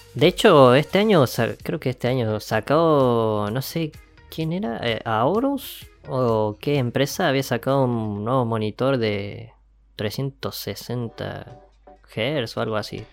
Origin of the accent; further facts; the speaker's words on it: Argentina; estamos en un país que es una cagada como Argentina